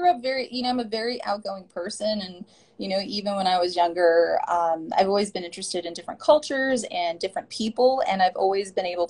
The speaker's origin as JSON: {"language": "English", "town": "Isleta Pueblo", "region": "New Mexico", "country": "United States", "tie": "born or raised there", "also_born_or_lived": "Ohkay Owingeh", "said": "I am from Isleta Pueblo and also Okeowingue. I grew up in New Mexico on one of the reservations in New Mexico. You know, Isleta is about 20 minutes south of Albuquerque."}